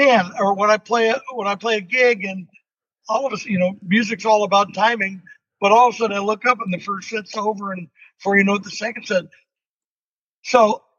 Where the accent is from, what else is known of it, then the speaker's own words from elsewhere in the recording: California, United States; as a Californian